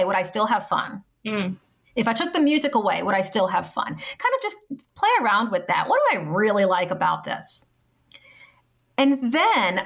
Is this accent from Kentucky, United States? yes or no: no; New Orleans, Louisiana, United States; I grew up in the New Orleans area